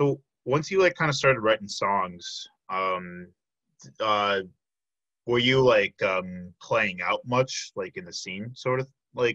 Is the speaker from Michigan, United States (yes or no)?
no; Chicago, Illinois, United States; now in Wisconsin, United States; I'm from the Chicago area